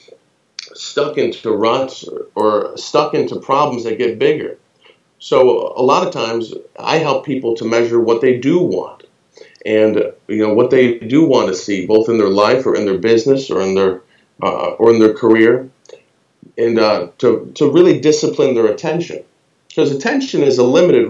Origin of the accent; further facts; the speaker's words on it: United States; I'm American